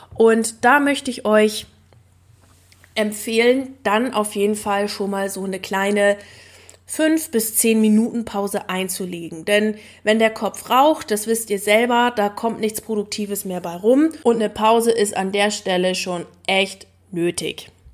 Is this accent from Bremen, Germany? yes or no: no; East Frisia, Lower Saxony, Germany; als gebürtige Ostfriesin